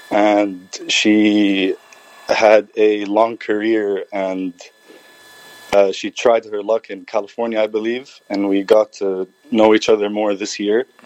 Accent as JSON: {"language": "Arabic", "country": "Jordan", "also_born_or_lived": "Palestine", "moved": "yes", "lives_now": "Ohio, United States", "said": "انا اردني فلسطيني"}